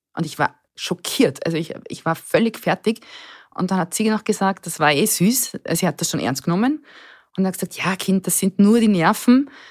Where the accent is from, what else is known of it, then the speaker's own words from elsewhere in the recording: Burgenland, Austria; Ich bin das älteste von drei Kindern, aufgewachsen im Burgenland in einem kleinen Dorf